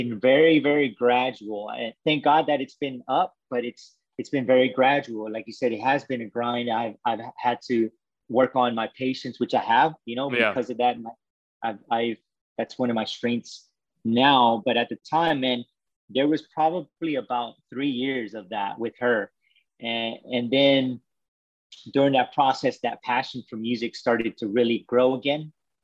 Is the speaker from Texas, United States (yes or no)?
yes; Waco, Texas, United States; I'm from Waco, Texas